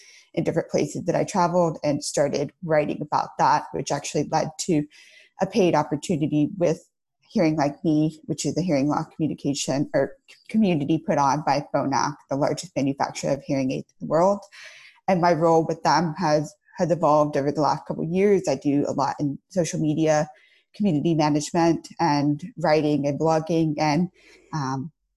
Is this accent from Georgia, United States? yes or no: yes; outside of Atlanta, Georgia, United States; moved away as an adult; now in Los Angeles, United States; I grew up outside of Atlanta, Georgia